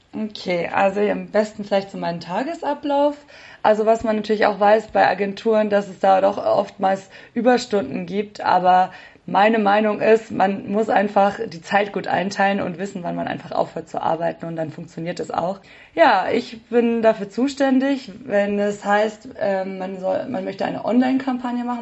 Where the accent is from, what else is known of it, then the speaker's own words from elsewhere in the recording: Nuremberg, Bavaria, Germany; moved away as an adult; also born or lived in Bayreuth; now in Munich, Germany; ich komme ursprünglich aus Nürnberg